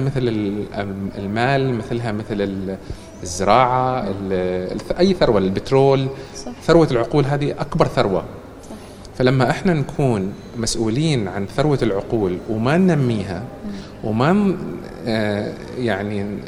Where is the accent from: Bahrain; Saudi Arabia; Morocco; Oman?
Oman; moved away as an adult; also born or lived in Canada; لما أنا تركت عمان للدراسة في الخارج